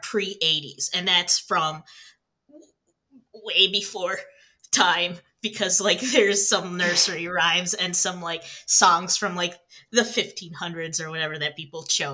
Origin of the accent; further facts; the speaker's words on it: Michigan, United States; I'm from Michigan